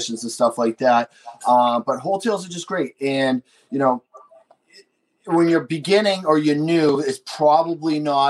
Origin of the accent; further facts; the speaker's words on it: Boston, Massachusetts, United States; accent: bad Boston; my bad Boston accent that we're kind of close to Boston